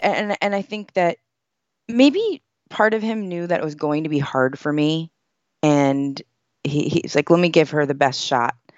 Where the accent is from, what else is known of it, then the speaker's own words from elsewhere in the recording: United States; I grew up here